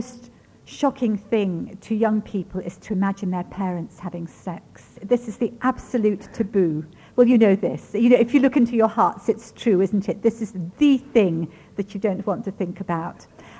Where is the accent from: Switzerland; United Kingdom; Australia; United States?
United Kingdom; England; first language Ukrainian; also born or lived in Germany; I was born in Germany at the end of the war, yes. And grew up in England.